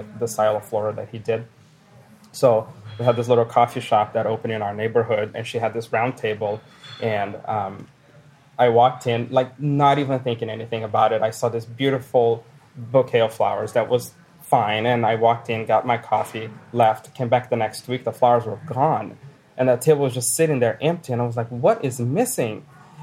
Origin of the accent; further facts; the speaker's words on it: Brazil; moved away as an adult; now in Billings, United States; I'm from Brazil